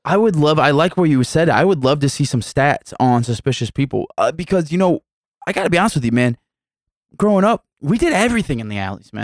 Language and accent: English; United States; being raised and growing up in South City